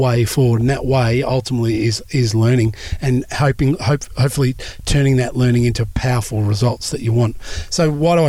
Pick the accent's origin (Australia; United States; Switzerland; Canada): Australia; I'm Australian